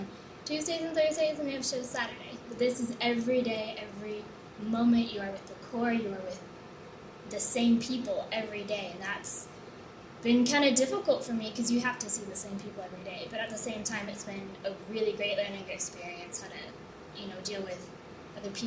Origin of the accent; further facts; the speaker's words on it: Temecula, California, United States; I come from Temecula, California